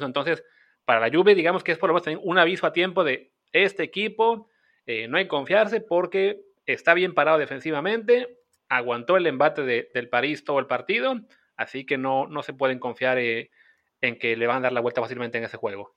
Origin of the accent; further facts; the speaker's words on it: Mexico; como mexicanos